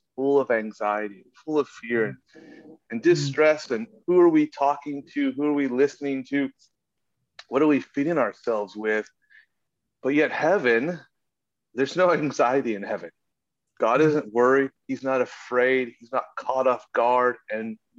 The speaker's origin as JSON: {"language": "English", "country": "United States", "tie": "born or raised there", "said": "I grew up in America, like, there's churches everywhere"}